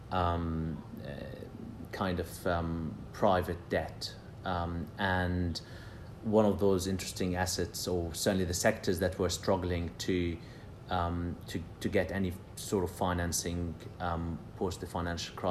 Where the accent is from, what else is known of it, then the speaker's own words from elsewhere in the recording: Jerusalem, Palestine; also born or lived in London; now in United Kingdom; I grew up in Jerusalem, so I'm Palestinian